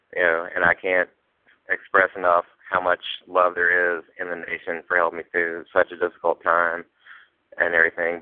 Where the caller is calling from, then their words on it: Virginia, United States; I'm calling in from Virginia.